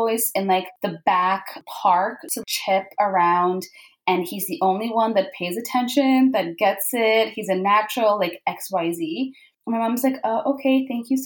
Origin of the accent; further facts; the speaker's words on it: Vancouver, British Columbia, Canada; also born or lived in Karachi, Pakistan / Orlando, United States / London, United Kingdom; So I was born in Pakistan. I moved to Vancouver with my family, so two brothers and parents. When I was about 8 years old, we moved here